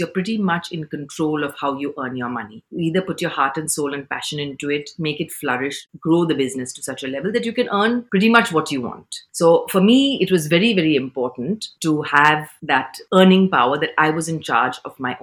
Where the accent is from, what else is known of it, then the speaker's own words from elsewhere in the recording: Pune, Maharashtra, India; moved away as an adult; also born or lived in London; now in Dubai, United Arab Emirates; I'm Indian, born and brought up in Pune